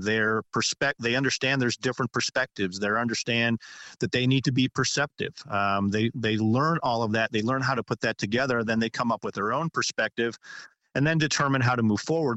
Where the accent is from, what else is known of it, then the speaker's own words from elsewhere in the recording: United States; we, as American citizens